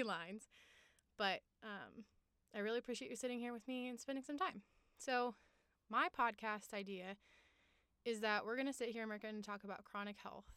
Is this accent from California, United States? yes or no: no; Longmont, Colorado, United States; also born or lived in Boulder, Colorado; I'm a Colorado native. I was born in Boulder, Colorado, grew up in Longmont